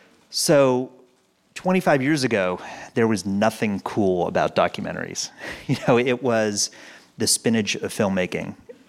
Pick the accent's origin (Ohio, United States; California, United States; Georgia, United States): California, United States; Pasadena; Pasadena, and where I still live. So I actually live on the block that my kindergarten was on.